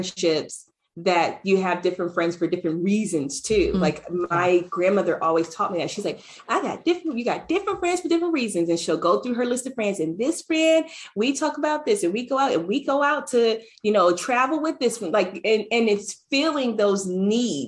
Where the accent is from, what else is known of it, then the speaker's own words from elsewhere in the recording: Ohio, United States; moved away as an adult; leaving my hometown in Ohio, where I had this huge family, this huge support